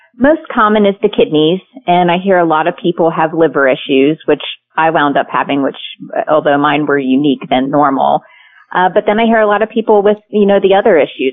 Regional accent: Pennsylvania, United States; moved away as an adult; now in California, United States; we grew up in Pennsylvania

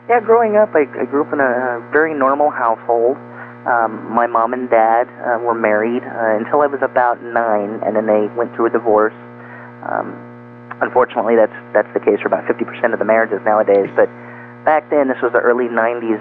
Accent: Bakersfield, California, United States; also born or lived in Los Angeles, California; I was born in Los Angeles, and so when I was about five, uh, shortly you know before my parents divorced, a few years later, we moved to Bakersfield, California

